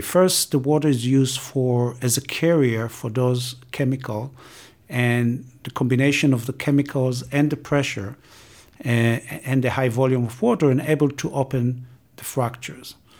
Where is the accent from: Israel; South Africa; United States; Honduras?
Israel; moved away as an adult; I'm coming from Israel, and I've been working on water scarcity and water sharing between Israel and Palestinian the Jordan River